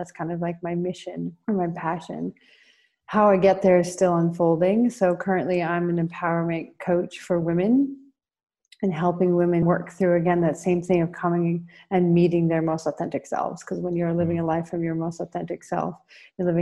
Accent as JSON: {"language": "English", "region": "Colorado", "country": "United States", "moved": "as an adult", "lives_now": "Rio de Janeiro, Brazil", "said": "I'm coming to you from Rio de Janeiro, Brazil, but I'm from the United States, from Colorado."}